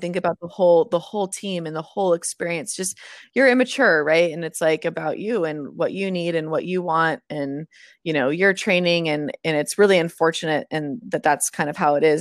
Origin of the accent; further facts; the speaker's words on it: Moraga, California, United States; moved away; also born or lived in Atlanta / Boston; I, I'm from Moraga